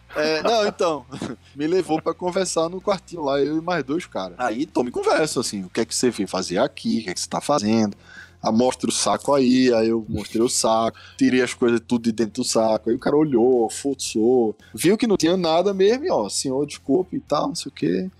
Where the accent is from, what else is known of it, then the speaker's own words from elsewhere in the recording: Recife, Pernambuco, Brazil; moved away as an adult; now in São Paulo, Brazil; eu sou de Recife.